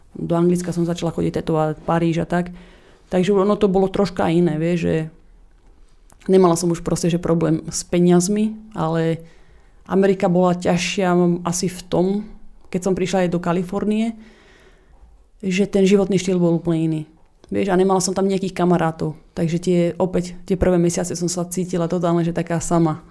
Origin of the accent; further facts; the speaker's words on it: Slovakia; moved away as an adult; also born or lived in Australia; now in Los Angeles, United States; som mala 20 rokov, som odišla zo Slovenska na opačnú stranu Zemegule